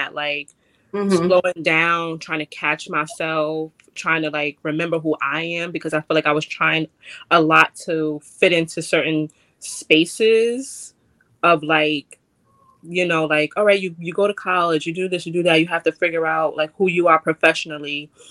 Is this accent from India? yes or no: no; New York City, New York, United States; I'm a girl from the Bronx, I grew up this way